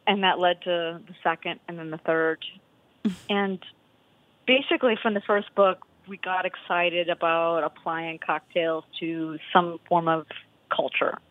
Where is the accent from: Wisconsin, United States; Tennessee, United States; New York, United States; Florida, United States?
Wisconsin, United States; moved away; we're both from Wisconsin